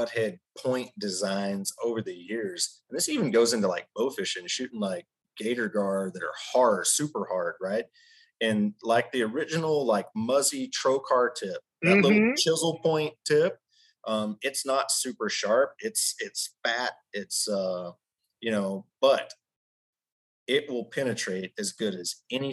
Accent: Texas, United States; I grew up in Texas shooting

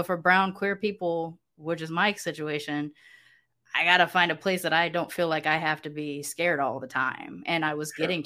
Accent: United States; moved away as an adult; now in Mexico; I'm from the United States.

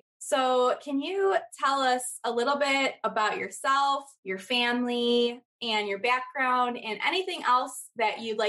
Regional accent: Chicago, Illinois, United States; I grew up on the south side near sort of Midway Airport.

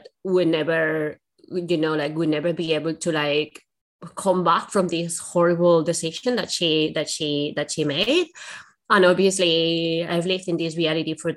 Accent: Spain; now in United Kingdom; Spain, which is where I'm from

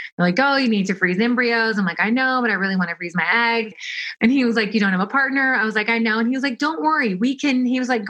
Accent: Kentucky, United States; moved away as an adult; also born or lived in Tennessee / New York / Europe; I'm from Kentucky

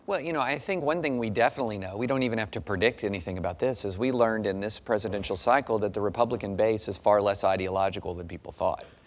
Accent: Kentucky, United States; I grew up in Kentucky.

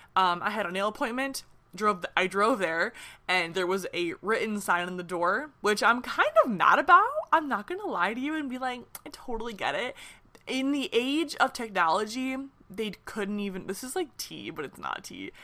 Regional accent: Michigan, United States; now in Nashville, United States; I'm from Michigan, but I live in Nashville right now

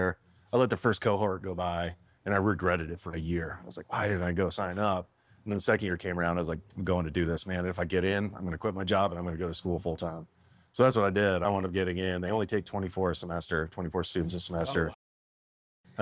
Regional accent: Michigan, United States; now in Graham, United States; I grew up in Michigan, man, and craft beer is pretty prevalent up there

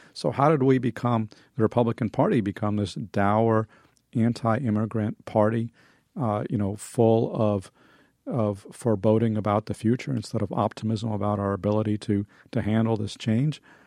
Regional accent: United States; also born or lived in Soviet Union; I and others were able to come here and, you know, I grew up and, and assimilated.

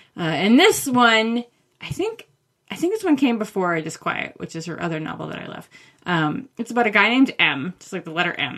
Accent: Maine, United States; I grew up in Maine

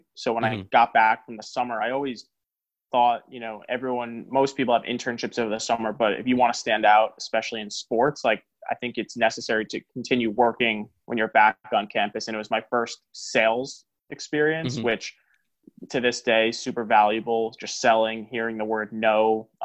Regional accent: New York, United States; I'm from New York

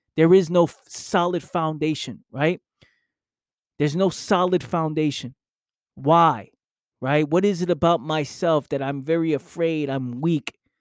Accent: New York City, New York, United States; I grew up in the Bronx.

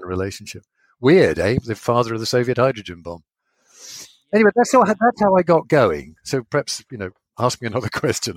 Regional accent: Sheringham, East of England, United Kingdom; moved away as an adult; I moved back to my hometown in Sheringham.

